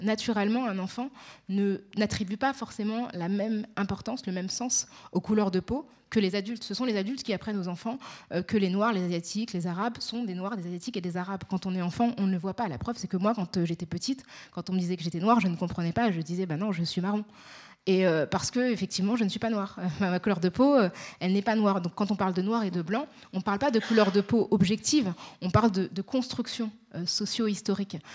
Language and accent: French; Paris, Île-de-France, France; accent: Parisian; je suis née à Paris. J'ai grandi dans, dans l'est parisien